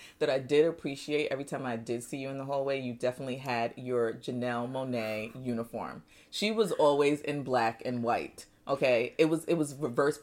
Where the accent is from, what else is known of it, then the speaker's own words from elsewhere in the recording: New York, United States; moved away as an adult; also born or lived in Nigeria / Nashville; now in Texas, United States; although born in Nigeria, I grew up in New York